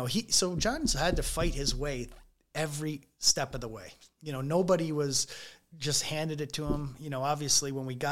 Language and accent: English; United States; being American